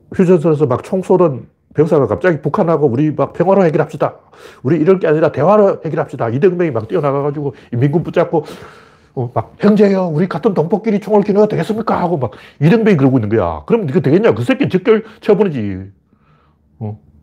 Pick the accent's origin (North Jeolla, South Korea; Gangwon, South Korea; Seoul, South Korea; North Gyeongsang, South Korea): North Gyeongsang, South Korea; Gyeongju; 경주가 제 고향이에요.